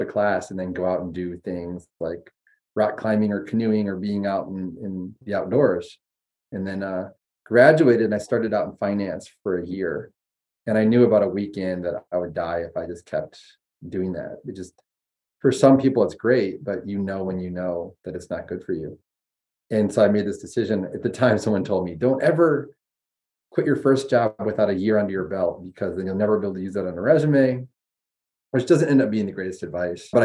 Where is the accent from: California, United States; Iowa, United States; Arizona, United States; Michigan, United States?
Iowa, United States; Dubuque; I grew up in Dubuque, Iowa